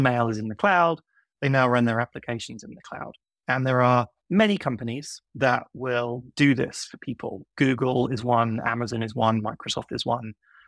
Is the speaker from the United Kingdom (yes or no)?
yes; United Kingdom; now in New York, United States; of a strange accent because I grew up in the UK and I moved to New York in 2006. So 17 years ago.